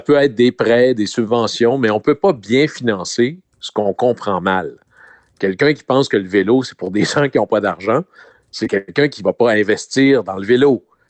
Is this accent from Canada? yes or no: yes; Saguenay, Quebec, Canada; dans mon coin de pays Hmm? à Chicoutimi